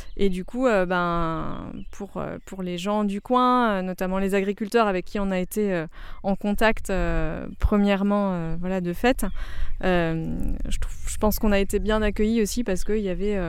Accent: Alsace, Grand Est, France; moved away; also born or lived in Rhône-Alpes; je suis alsacienne d'origine mais pas du tout issue de famille viticole

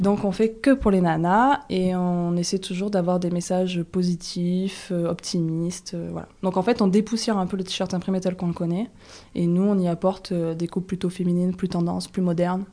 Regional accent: Toulouse area, Occitania, France; now in Aix-en-Provence, France; Moi je viens de la région toulousaine

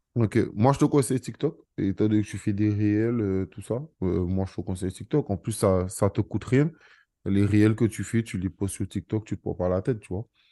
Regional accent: Guadeloupe, France; je suis guadeloupéen

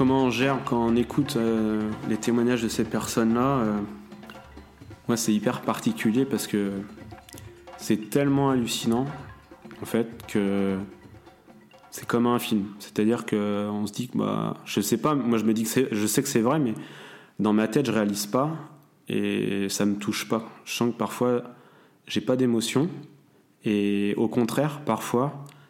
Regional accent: Saint-Briac-sur-Mer, Brittany, France; also born or lived in Dinard; j'ai grandi euh, dans un petit village à côté de Saint-Malo qui s'appelle euh, Saint-Briac-sur-Mer

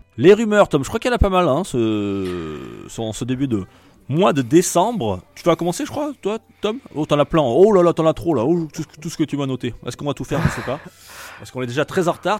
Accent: France; chez nous en France

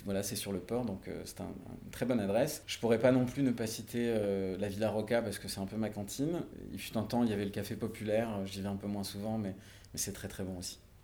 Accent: Marignane, Provence-Alpes-Côte d'Azur, France; also born or lived in Marseille; donc je suis né à Marseille, effectivement, dans les quartiers nord. Je suis né à la Calade, euh, j'y suis resté quelques années, pas longtemps. Mes parents ont déménagé vers Marignane ensuite, donc j'ai grandi plutôt à Marignane

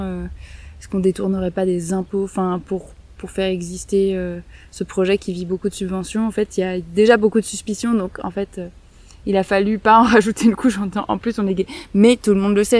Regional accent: Marseille, Provence-Alpes-Côte d'Azur, France; moved away as an adult; also born or lived in Lyon; now in Allier, France; je suis née à, Lyon, j'ai grandi à Marseille, j'ai toujours vécu dans des grandes villes

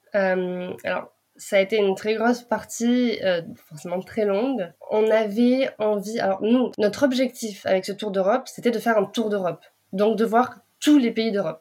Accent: France; nous, en tant que Français

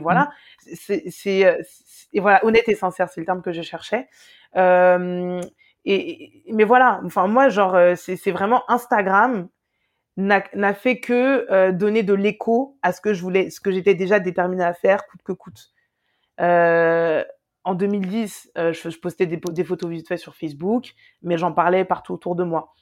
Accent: Guadeloupe; je suis guadeloupéenne

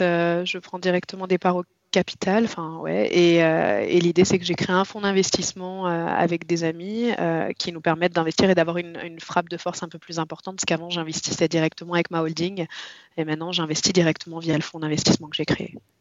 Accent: Lyon, Auvergne-Rhône-Alpes, France; Je viens de Lyon, j'ai trente-trois ans

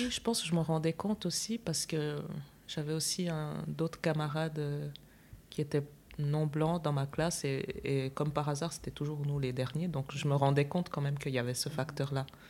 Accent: Switzerland; also born or lived in Chad; je suis née au Tchad et puis je suis arrivée en, Suisse, j'avais 5 ans

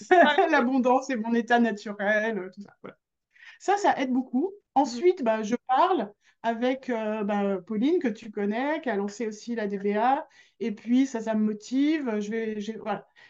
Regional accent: Grenoble, Auvergne-Rhône-Alpes, France; suis de Grenoble, là je suis née à Grenoble. Euh, quand j'étais au conservatoire de Grenoble

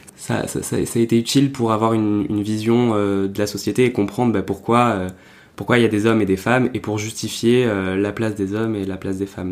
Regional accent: Perpignan, Occitania, France; now in Paris, France; Je viens de Perpignan à la base

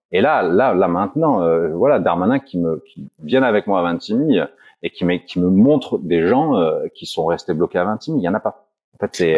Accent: Roya valley, Provence-Alpes-Côte d'Azur, France; nous on est dans une vallée frontalière, on est français

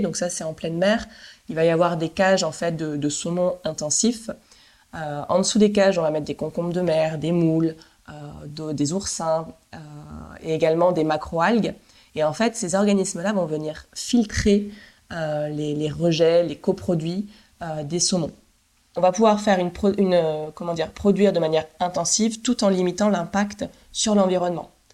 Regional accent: Nantes, Pays de la Loire, France; moved away as an adult; also born or lived in Canada; je suis retournée à Nantes, ma ville natale

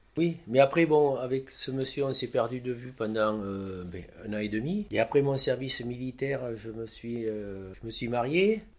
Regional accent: Lot-et-Garonne, Nouvelle-Aquitaine, France; je viens du sud-ouest de la France, du Lot-et-Garonne

